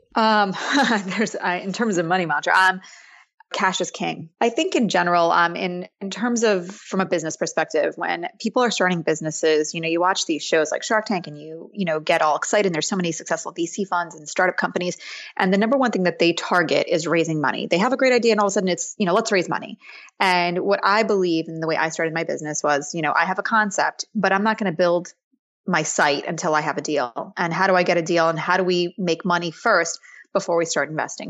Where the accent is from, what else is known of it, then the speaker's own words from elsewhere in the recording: suburbs of New York City, United States; I grew up in the suburbs of New York City